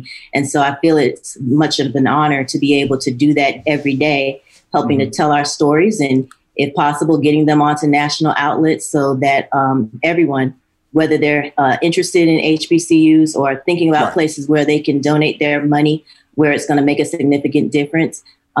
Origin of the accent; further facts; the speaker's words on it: Miami, Florida, United States; It's a little farther away from my hometown in Miami, Florida.